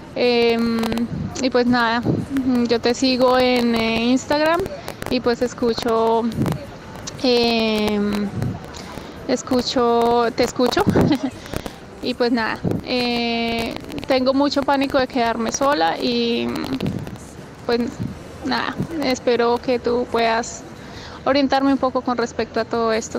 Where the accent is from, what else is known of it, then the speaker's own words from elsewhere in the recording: Colombia; moved away as an adult; now in Australia; soy colombiana, vivo en Australia eh, hace más o menos dos años y medio